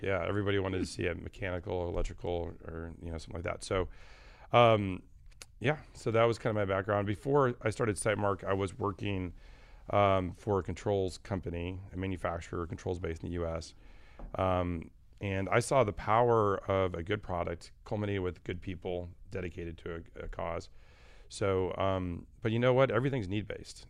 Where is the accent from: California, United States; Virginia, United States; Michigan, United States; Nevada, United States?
Michigan, United States; I was actually born and raised in Michigan.